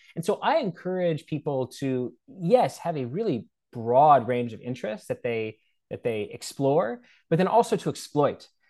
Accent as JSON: {"language": "English", "town": "McLean", "region": "Virginia", "country": "United States", "tie": "born or raised there", "also_born_or_lived": "Washington, D.C.", "said": "I grew up in McLean, Virginia"}